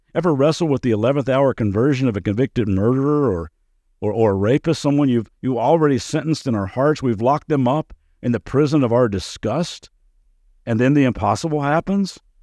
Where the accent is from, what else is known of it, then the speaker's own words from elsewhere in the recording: Kentucky, United States; moved away as an adult; also born or lived in Las Vegas; growing up in Kentucky